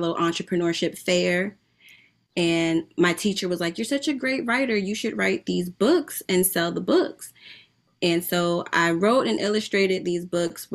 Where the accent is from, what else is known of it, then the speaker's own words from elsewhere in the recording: East Orange, New Jersey, United States; I'm from East Orange, New Jersey